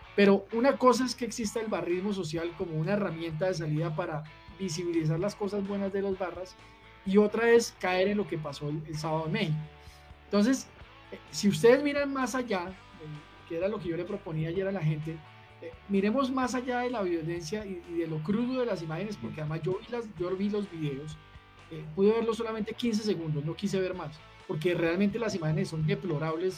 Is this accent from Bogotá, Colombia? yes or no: yes; Bogotá, Colombia; que soy nacido en Bogotá